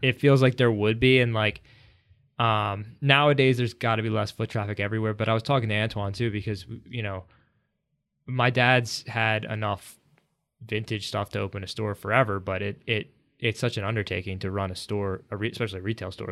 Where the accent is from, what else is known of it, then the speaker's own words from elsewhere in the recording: Philadelphia, Pennsylvania, United States; I've lived in the suburbs for most of my life